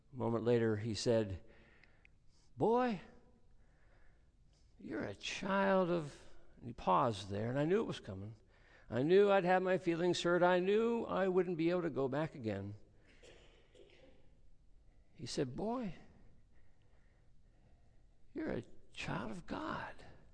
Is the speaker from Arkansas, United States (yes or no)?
no; Oklahoma, United States; We're from Oklahoma.